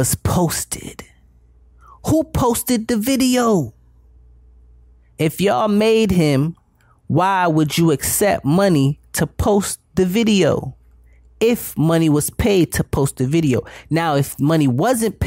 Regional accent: Broward County, Florida, United States; We're from Broward County. We're right here in Lauderdale

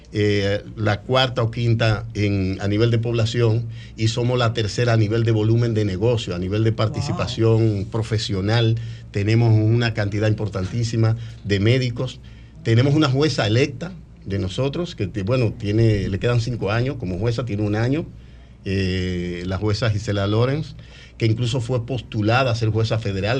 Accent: Dominican Republic; moved away as an adult; now in Orlando, United States

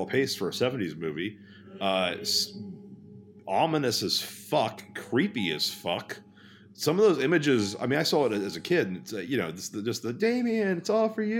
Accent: Texas, United States; now in Los Angeles, United States; I grew up in Texas.

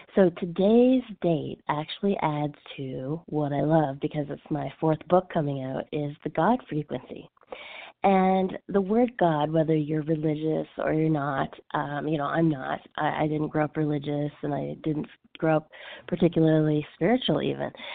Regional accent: Canada; now in Los Angeles, United States; I'm French Canadian.

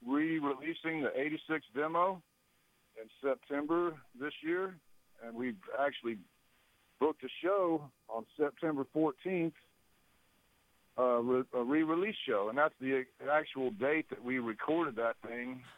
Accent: Dallas-Fort Worth, Texas, United States; from Texas, Dallas-Fort Worth, Texas

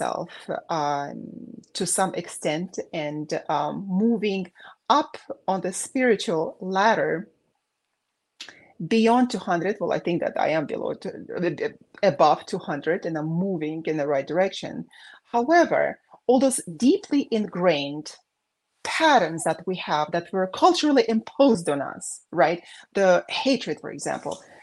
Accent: Baku, Azerbaijan; moved away; the war going on when I was growing up in Azerbaijan

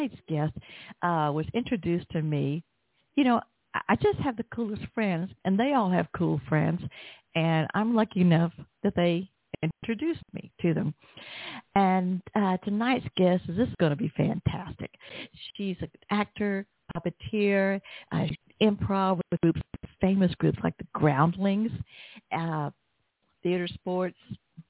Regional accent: the South, United States; accent: Southern; my Southern accent

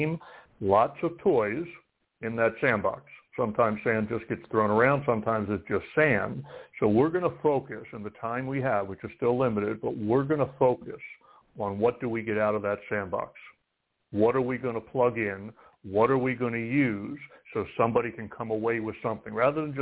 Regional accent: East Coast, United States; I'm from the East Coast

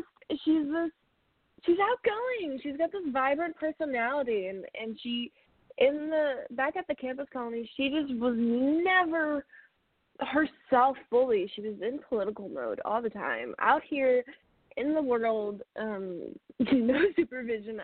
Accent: Michigan, United States; When I was growing up in Michigan, I had a Siberian Husky named Shiloh

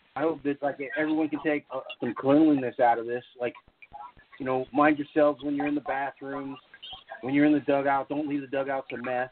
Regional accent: Las Vegas, Nevada, United States; I'm from the West. I'm from from Vegas

